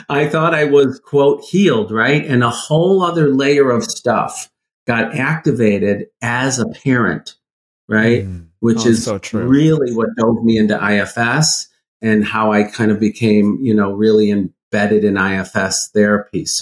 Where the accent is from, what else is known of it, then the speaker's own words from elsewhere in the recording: Midwest, United States; I grew up in the Midwest. In a pretty conservative, you know, Midwestern town